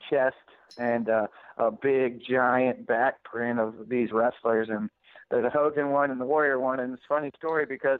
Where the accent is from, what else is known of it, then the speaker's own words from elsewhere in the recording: Richmond, Virginia, United States; growing up in Richmond, Virginia